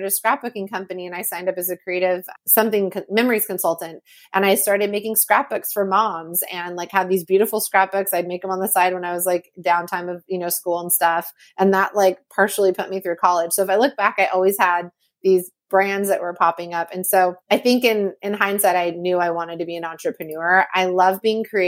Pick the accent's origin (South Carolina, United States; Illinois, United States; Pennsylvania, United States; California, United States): California, United States; Napa; I grew up in Napa, California.